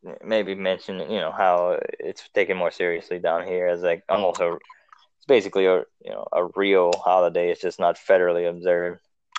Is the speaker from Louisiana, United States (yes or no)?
yes; South Louisiana, United States; we are from South Louisiana